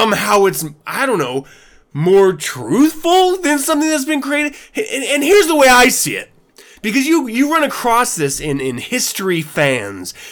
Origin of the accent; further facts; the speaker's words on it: United States; also born or lived in Germany; I'm born in America